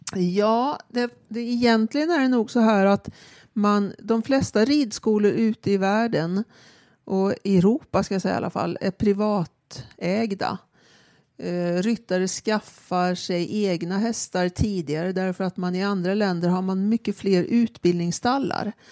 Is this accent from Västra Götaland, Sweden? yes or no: no; Karlstad, Värmland, Sweden; now in Stockholm, Sweden; jag växte upp på ridskolan i Karlstad